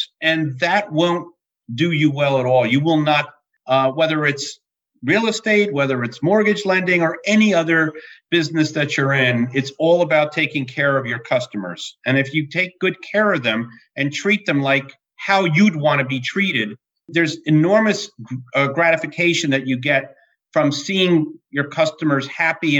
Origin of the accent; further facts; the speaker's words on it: New Jersey, United States; I hail from New Jersey. I've been a lifelong resident.